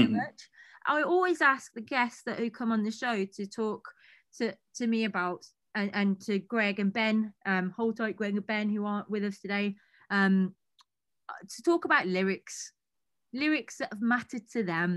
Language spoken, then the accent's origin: English; United Kingdom; we are not American over here